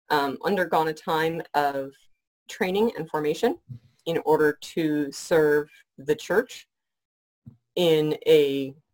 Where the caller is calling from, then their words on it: Shepparton, Victoria, Australia; coming to you um, from my home in Shepparton, Victoria, still working from home under government orders.